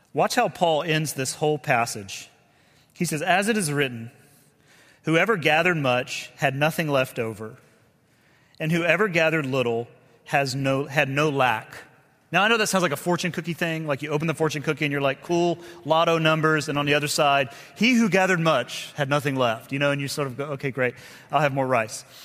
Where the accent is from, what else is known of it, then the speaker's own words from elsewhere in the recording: the South, United States; we're both from the South